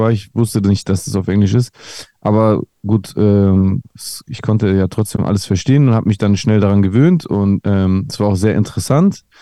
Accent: Greece; now in Germany; hey, ich bin auch Grieche, ich finde es voll krass, dass ein Grieche so im Deutschrap ist und so.

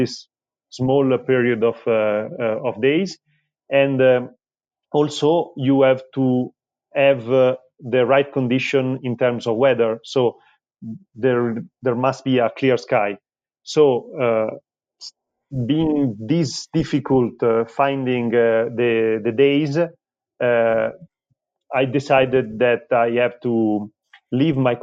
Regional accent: Milan, Lombardy, Italy; I'm a designer from Milan

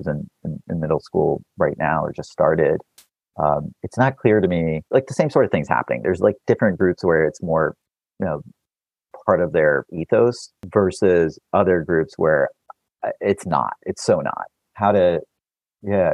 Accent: Texas, United States; I was born in Texas

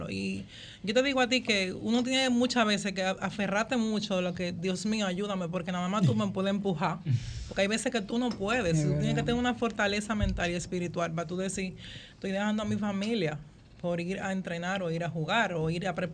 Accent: Santo Domingo, Distrito Nacional, Dominican Republic; Villa, soy de, villana, como dicen popularmente.

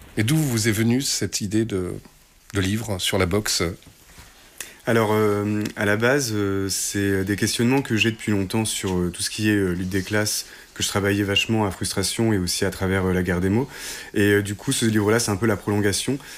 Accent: Hérouville-Saint-Clair, Normandy, France; Nous, on est originaire d'Hérouville-Saint-Clair, qui est une petite banlieue à côté de Caen

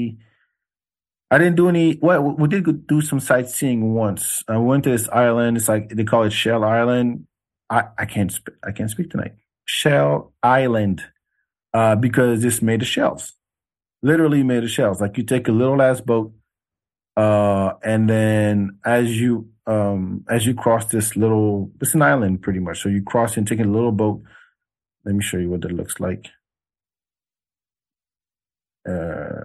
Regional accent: Senegal; also born or lived in France; now in Texas, United States; I'm from Africa

